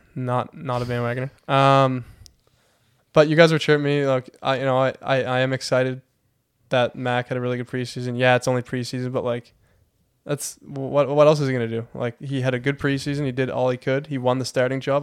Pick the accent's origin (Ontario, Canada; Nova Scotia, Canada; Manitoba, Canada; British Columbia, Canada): Nova Scotia, Canada; Heron Cove; I'm from Heron Cove, Nova Scotia